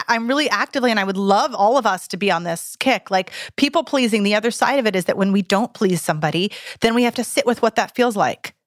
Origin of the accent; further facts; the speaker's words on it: Santa Cruz, California, United States; in my hometown of Santa Cruz, California